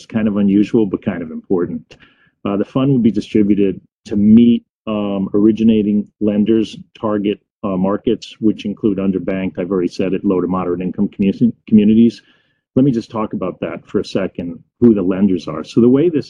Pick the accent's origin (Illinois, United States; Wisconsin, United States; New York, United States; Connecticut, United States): Connecticut, United States; Fairfield County; I grew up in Fairfield County